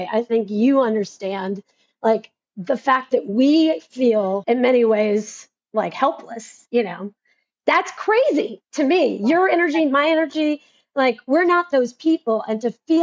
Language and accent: English; Tennessee, United States; I'm from Tennessee.